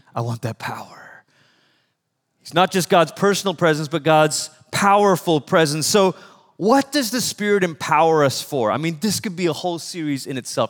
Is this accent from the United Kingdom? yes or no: no; Malaysia; moved away; I'm from Malaysia, which is about as far as you can go the other side of the world